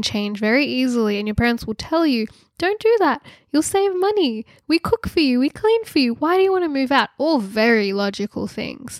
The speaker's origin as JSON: {"language": "English", "town": "Sydney", "region": "New South Wales", "country": "Australia", "tie": "born or raised there", "said": "I grew up in Sydney"}